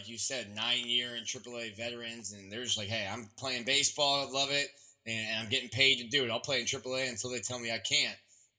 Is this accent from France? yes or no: no; South Florida, United States; Growing up in South Florida, you watch the Marlins, you watch the Heat. It's a pro sports town.